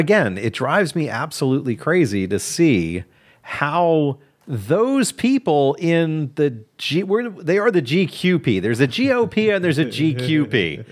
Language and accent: English; Kentucky, United States; I'm from Kentucky.